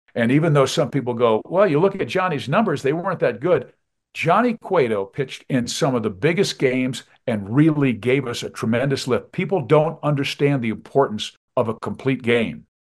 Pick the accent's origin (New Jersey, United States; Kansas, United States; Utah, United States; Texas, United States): Kansas, United States; now in Colorado, United States; growing up in Kansas, I went to Old Municipal Stadium